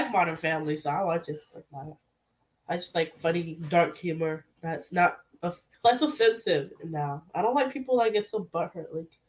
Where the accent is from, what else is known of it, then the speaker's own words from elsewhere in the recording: Haiti; now in United States; I was born in Haiti. I'm proud to be American.